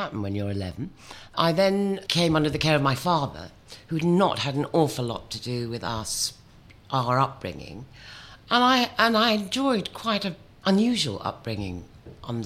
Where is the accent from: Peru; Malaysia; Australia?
Malaysia; Kuala Lumpur, Federal Territory of Kuala Lumpur; I was born in Kuala Lumpur, in what was then called Malaya, in 1955